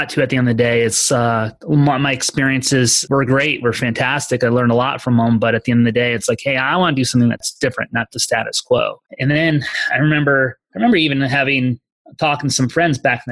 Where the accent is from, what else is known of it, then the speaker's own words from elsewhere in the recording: East Coast, United States; moved away as an adult; also born or lived in Colorado; from where I grew up on the East Coast, where I moved and studied in college, which is in Colorado, and then moving eventually out here out West